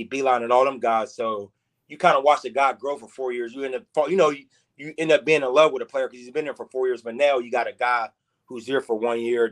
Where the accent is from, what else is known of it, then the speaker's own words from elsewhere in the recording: Pittsburgh, Pennsylvania, United States; I'm from Pittsburgh